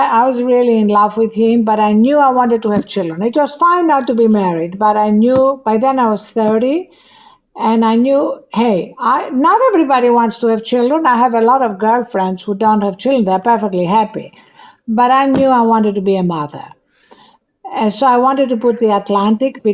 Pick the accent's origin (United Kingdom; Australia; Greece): Greece; English is a second language; moved away; I had to learn French before English because in Greece, that was the official foreign language